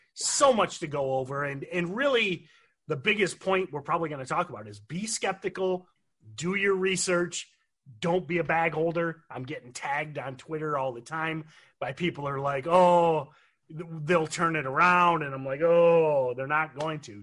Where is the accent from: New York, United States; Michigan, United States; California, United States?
Michigan, United States; growing up in Michigan, I know I'm supposed to be a General Motors guy